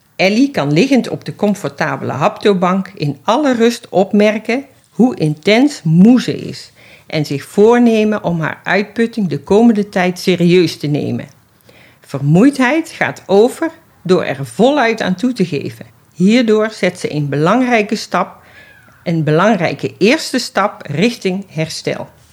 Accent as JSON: {"language": "Dutch", "town": "Schaijk", "region": "North Brabant", "country": "Netherlands", "tie": "born or raised there", "moved": "yes", "lives_now": "Amsterdam, Netherlands", "said": "Ik ben eh, geboren in Schuik tussen Den Bosch en Nijmegen, een dorpje"}